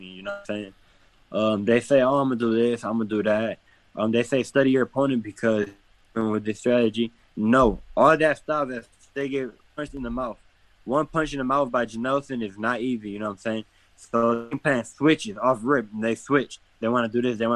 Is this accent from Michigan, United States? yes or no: yes; Detroit, Michigan, United States; I come from Detroit